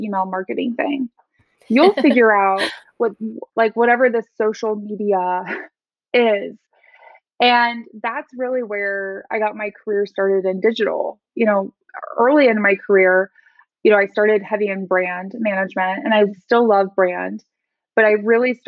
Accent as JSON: {"language": "English", "region": "Midwest", "country": "United States", "tie": "born or raised there", "said": "I grew up in the Midwest."}